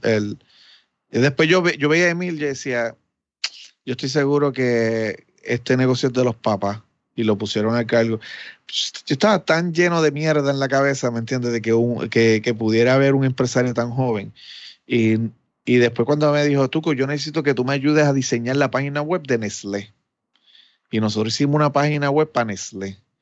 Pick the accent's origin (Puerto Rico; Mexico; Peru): Puerto Rico; mi país